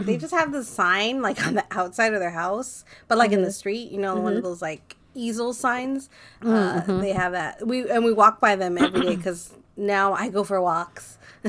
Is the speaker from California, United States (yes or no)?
yes; Montebello, California, United States; Well, I grew up in Montebello, and we had the same thing.